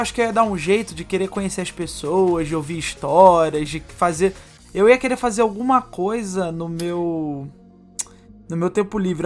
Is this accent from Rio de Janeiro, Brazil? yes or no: yes; Rio de Janeiro, Brazil; eu estava morando no Rio de Janeiro, eu sou carioca